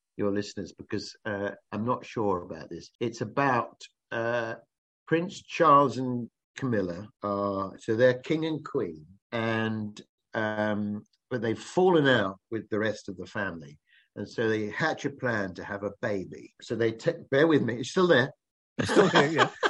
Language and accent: English; Kent, South East England, United Kingdom; I'm from Kent